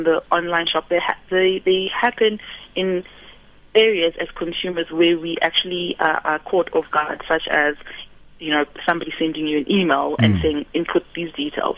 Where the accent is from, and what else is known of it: South Africa